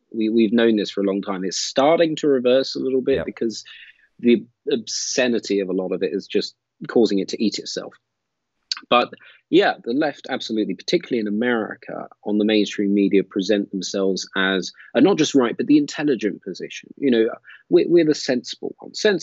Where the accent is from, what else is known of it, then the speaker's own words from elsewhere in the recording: London, United Kingdom; accent: British; I don't have a fake British accent. Born and bred in London